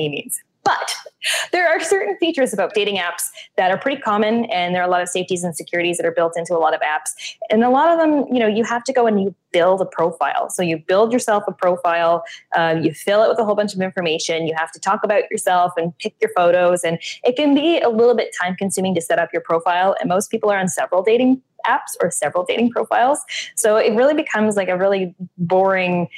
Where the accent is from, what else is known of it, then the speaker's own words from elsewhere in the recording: Canada; moved away; I am Canadian